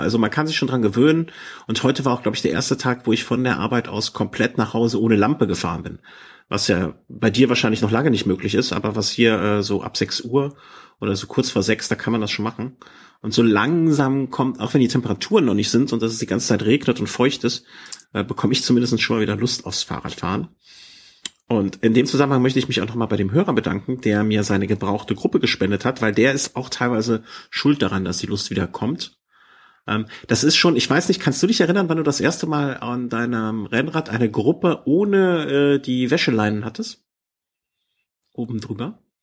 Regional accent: Düsseldorf, North Rhine-Westphalia, Germany; now in Cologne, Germany; hier in Köln wohnend darf ich über meine Geburtsstadt nicht reden.

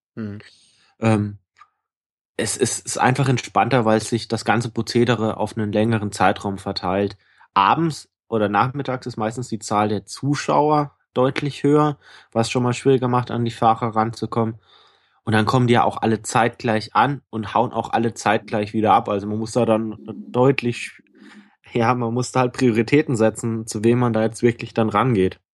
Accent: Bayreuth, Bavaria, Germany; moved away; meiner alten Heimat Bayreuth

